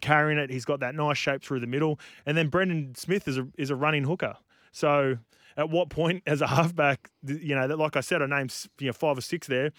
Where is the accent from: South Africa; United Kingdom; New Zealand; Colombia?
New Zealand; as a Kiwi